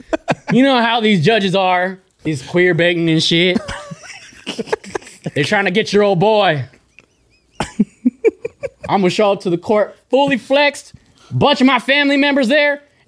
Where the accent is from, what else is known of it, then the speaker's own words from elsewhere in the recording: Okinawa, Japan; I'm from Okinawa.